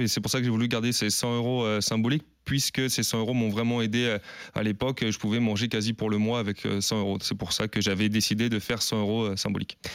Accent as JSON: {"language": "French", "town": "Paris", "region": "Île-de-France", "country": "France", "also_born_or_lived": "Bern / Amiens", "moved": "as an adult", "said": "revenir en région parisienne parce que je suis parisien de base"}